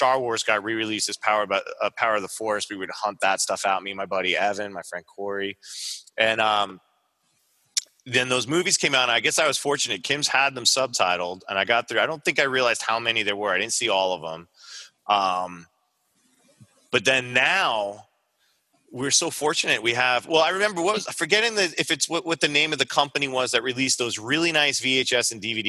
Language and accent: English; Long Island, New York, United States; growing up in Long Island, we had a lot of comic book shops.